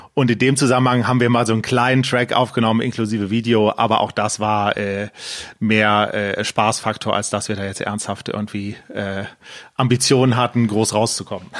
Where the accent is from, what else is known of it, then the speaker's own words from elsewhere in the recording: Düsseldorf, North Rhine-Westphalia, Germany; ich bin in Düsseldorf geboren, äh, äh lebe mit Freundin und Hund äh, in Düsseldorf und habe auch in Düsseldorf studiert